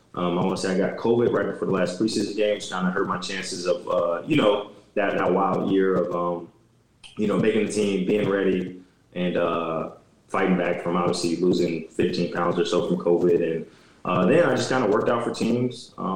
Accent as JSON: {"language": "English", "region": "Illinois", "country": "United States", "tie": "born or raised there", "said": "And I grew up in Illinois."}